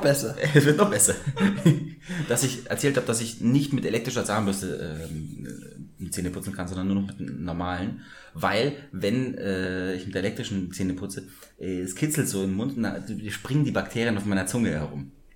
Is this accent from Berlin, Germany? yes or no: no; Munich, Bavaria, Germany; wir aus München sind äh, und mit der Wiesen auch aufgewachsen sind